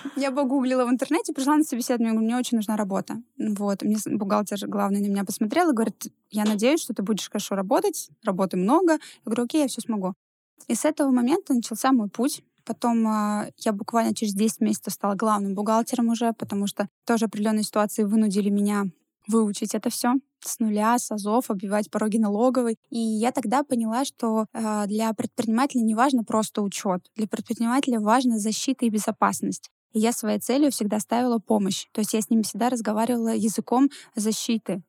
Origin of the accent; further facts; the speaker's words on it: Ivanovo, Ivanovo Oblast, Russia; moved away as an adult; now in Yekaterinburg, Russia; Я же не из Екатеринбурга, а я из маленького города, ну, это, в принципе, областной город из города Иваново. И когда в Екатеринбург мы приехали